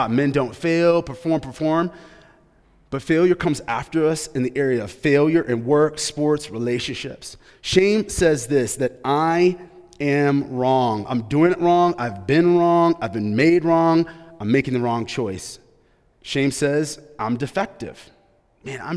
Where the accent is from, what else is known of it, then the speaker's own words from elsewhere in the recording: Grand Rapids, Michigan, United States; I grew up in Grand Rapids, Michigan